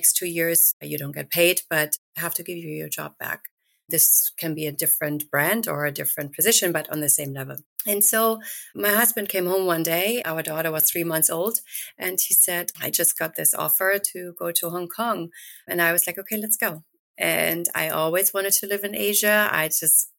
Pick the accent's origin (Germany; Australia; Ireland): Germany; near Düsseldorf, North Rhine-Westphalia; moved away as an adult; also born or lived in United Kingdom; now in Mamaroneck, United States; born and raised in Germany, close to Düsseldorf